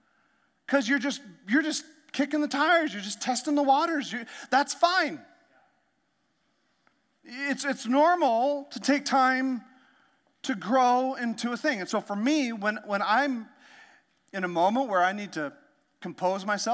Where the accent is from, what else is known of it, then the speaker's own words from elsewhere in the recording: Canada; now in United States; I learned French because I grew up in Canada